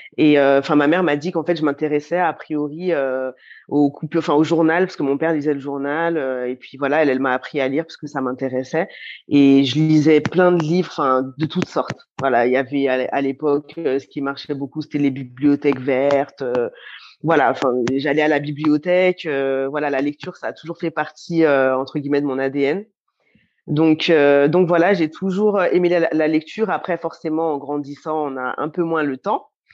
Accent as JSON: {"language": "French", "town": "Lyon", "region": "Auvergne-Rhône-Alpes", "country": "France", "tie": "born or raised there", "said": "j'ai grandi à Lyon"}